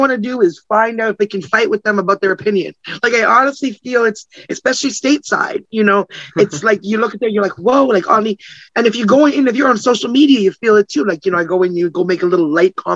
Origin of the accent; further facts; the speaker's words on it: Canada; I'm Canadian. I'm not even American.